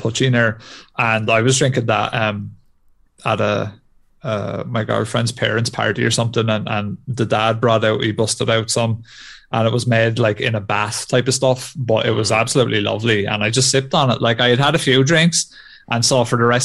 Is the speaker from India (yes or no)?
no; Ireland; being Irish